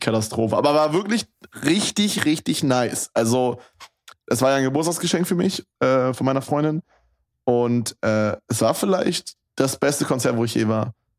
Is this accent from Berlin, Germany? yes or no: yes; Berlin, Germany; bei uns in Berlin